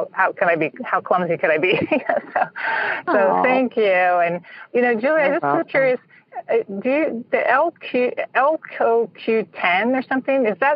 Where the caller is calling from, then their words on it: San Francisco Bay Area, California, United States; calling from the San Francisco Bay Area